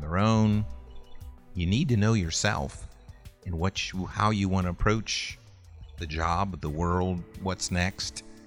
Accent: Sandusky, Ohio, United States; I grew up in Sandusky, Ohio

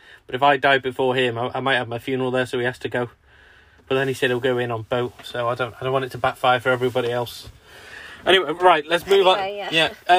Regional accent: Chester, North West England, United Kingdom; moved away as an adult; also born or lived in New Brighton, Wirral; now in Sussex, United Kingdom; We're from like the northwest, Chester, Ellesmereport, that sort of way, near the Wirral. Our house was on the Wirral, New Brighton, just opposite Liverpool.

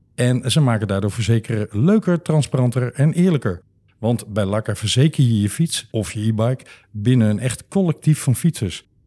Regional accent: Limburg, Netherlands; now in Amsterdam, Netherlands; ik ben een Limburger ah. van geboorte

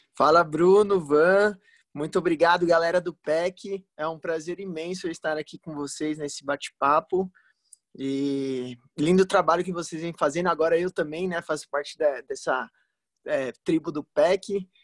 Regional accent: São Bernardo do Campo, São Paulo, Brazil; eu sou de São Bernardo do Campo

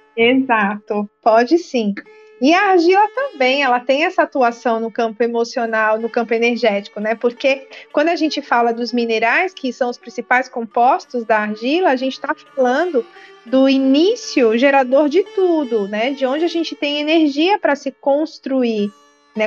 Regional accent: Maceió, Alagoas, Brazil; vou falar aqui de Maceió, que é da minha terra

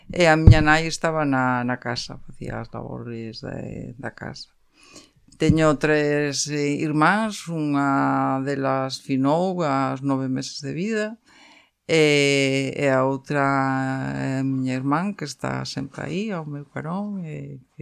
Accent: Vigo, Galicia, Spain; also born or lived in Coia, Vigo / Alcabre, Vigo; eu nacín en, en Vigo, eh, vivín ata os seis anos en, en Colla, e eh, posteriormente trasladámonos a Alcabre. Eh, meu pai era de Alcabre e a miña nai con meus avós vivían en, en Colla.

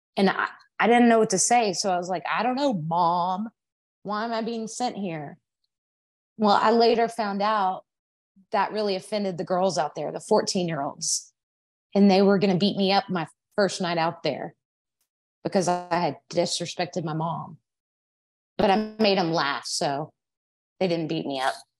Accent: Arlington, Texas, United States; I was born in Arlington, Texas, if you can't tell by my accent, um, and that's where I was living

